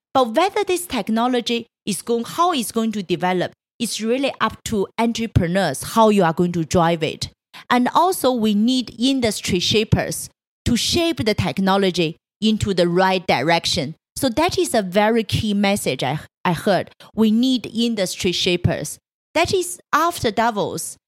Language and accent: English; Changchun, Jilin, China; moved away; I was born in Changchun. It's a third tier city in, uh, in northeast China